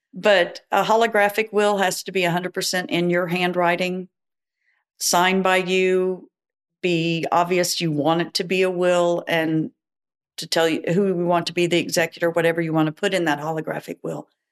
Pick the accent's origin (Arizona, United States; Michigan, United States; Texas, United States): Texas, United States; Dallas; now in Houston, United States; I was born in Dallas